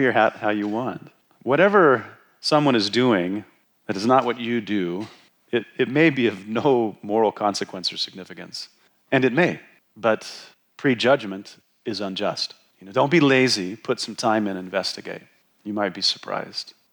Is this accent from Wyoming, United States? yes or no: yes; Wyoming, United States; moved away; when I was growing up in Wyoming